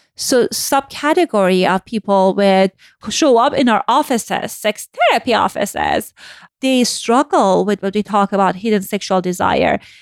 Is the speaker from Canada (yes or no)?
no; Iran; moved away; I grew up in Iran post-Islamic Revolution